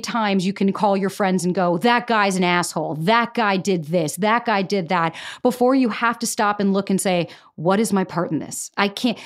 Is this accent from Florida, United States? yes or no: yes; Florida, United States; moved away as an adult; now in New York, United States; born and raised in Florida